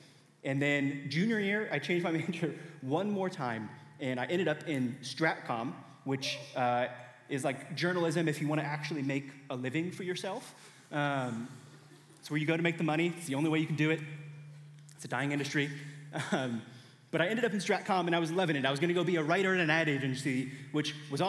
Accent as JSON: {"language": "English", "region": "Indiana", "country": "United States", "said": "I came to Mizzou from Indiana with two plans."}